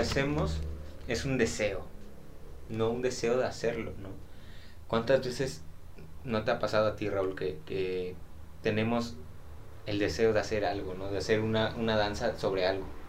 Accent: Xalapa, Veracruz, Mexico; nací aquí en Jalapa

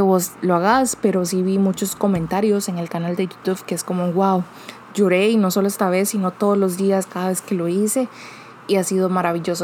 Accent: Costa Rica; yo soy de Costa Rica

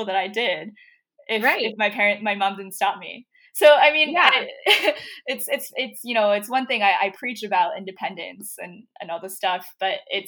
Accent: Philadelphia, Pennsylvania, United States; I did not apply to this one state school that was in my city. So I'm from Philadelphia.

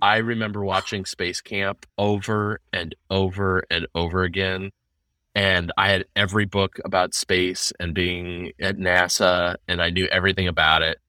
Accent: Seattle, Washington, United States; now in Nashville, United States; I grew up in Seattle in the nineties

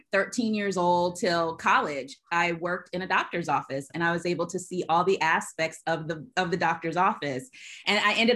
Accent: Alabama, United States; moved away as an adult; also born or lived in California; I am from Alabama. I say that I'm a grits. I'm a girl raised in the South. I am such a Southern girl, but I left Alabama

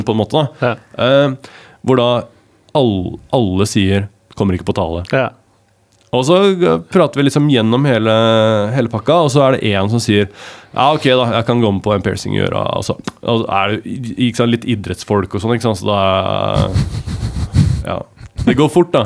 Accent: Larvik, Vestfold, Norway; jeg er fra Larvik

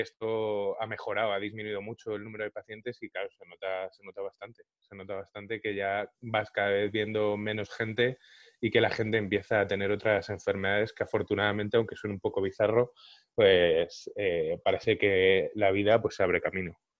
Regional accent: Madrid, Community of Madrid, Spain; nací, crecí y vivo en Carabanchel.

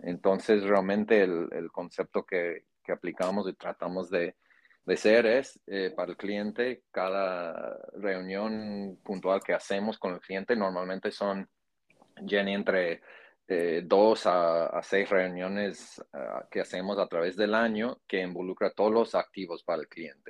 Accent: Iowa, United States; Spanish is a second language; now in Miami, United States; migrante de, un estado en el centro de Estados Unidos que se conoce como Iowa.

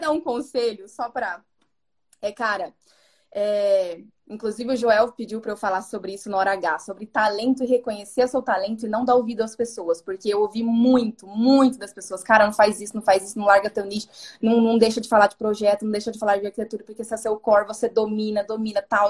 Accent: Dourados, Mato Grosso do Sul, Brazil; accent: interior accent (says "porta" with a marked r); Eu tenho um sotaque de fala porta. Eu, eu sou do interior, lá do Mato Grosso do Sul, Dourados.

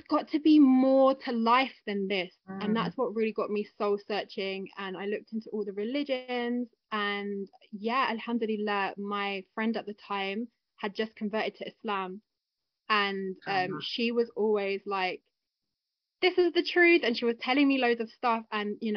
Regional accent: London, United Kingdom; Me and my sister. And we grew up together in London

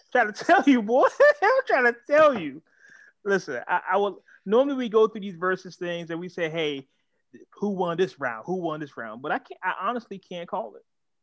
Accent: Oakland, California, United States; moved away; I'm originally from East Oakland

